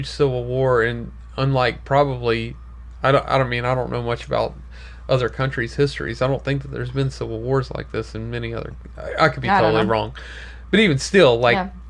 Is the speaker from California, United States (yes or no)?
no; Louisiana, United States; now in Florida, United States; New Orleans, which is, you know, my home state